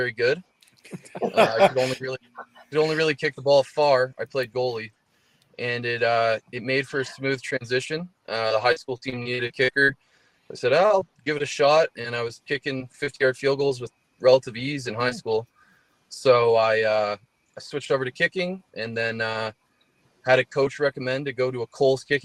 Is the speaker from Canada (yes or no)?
yes; Barrie, Ontario, Canada; moved away as an adult; now in Edmonton, Canada; my hometown, Barrie, Ontario